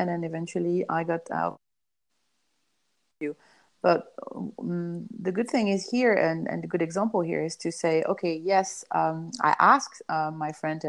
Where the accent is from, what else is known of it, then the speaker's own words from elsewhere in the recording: Iran; I grew up in Iranian island where my parents traveled there and they didn't know anybody.